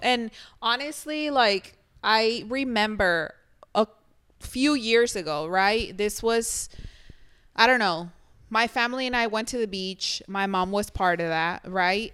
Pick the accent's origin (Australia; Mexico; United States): Mexico; moved away; growing up in Mexico, I know I always mentioned this, But you guys have been where I'm from.